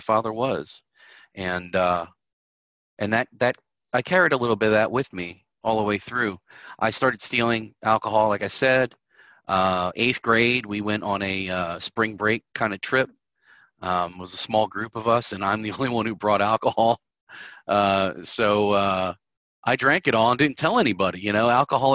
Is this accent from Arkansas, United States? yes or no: no; Southern Maryland, United States; I am from Southern Maryland.